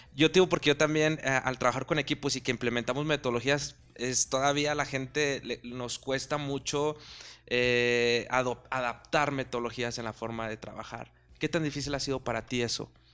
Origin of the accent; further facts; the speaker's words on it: Monterrey, Nuevo León, Mexico; moved away; yo también soy de Monterrey